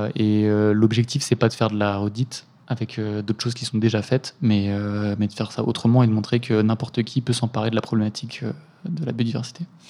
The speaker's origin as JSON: {"language": "French", "area": "Eure", "region": "Normandy", "country": "France", "moved": "yes", "lives_now": "Lyon, France", "said": "je viens de la Haute-Normandie en heure, dans l'heure, donc c'est beaucoup de, champs"}